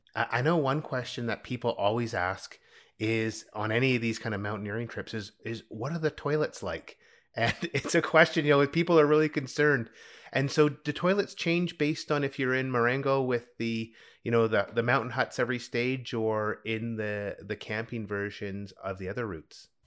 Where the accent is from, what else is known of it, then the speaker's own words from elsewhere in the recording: Canadian Rockies, Canada; growing up in the Canadian Rockies